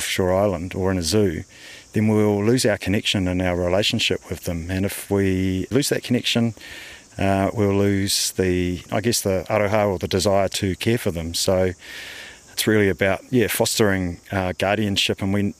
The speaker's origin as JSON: {"language": "English", "region": "Wellington", "country": "New Zealand", "tie": "born or raised there", "said": "I grew up in Johnsonville in the 90s"}